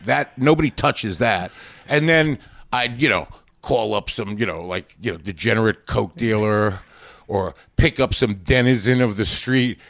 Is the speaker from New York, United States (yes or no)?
yes; Long Island, New York, United States; also born or lived in Queens, New York; I mostly grew up in Long Island